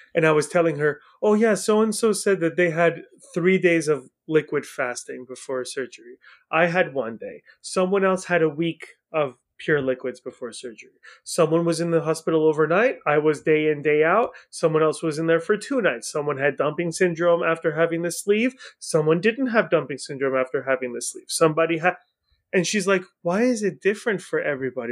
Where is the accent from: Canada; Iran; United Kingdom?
Iran; now in United States; I was born in Iran, so I'm also a foreigner